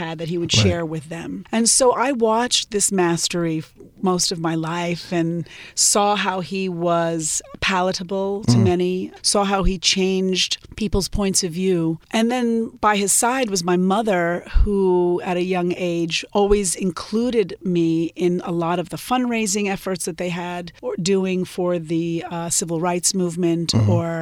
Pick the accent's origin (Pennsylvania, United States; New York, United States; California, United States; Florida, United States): New York, United States; growing up in New York